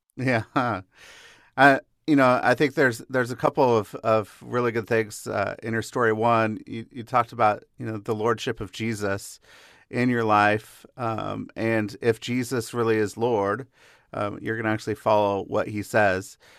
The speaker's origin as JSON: {"language": "English", "town": "Seattle", "region": "Washington", "country": "United States", "tie": "born or raised there", "said": "I grew up in the Seattle area."}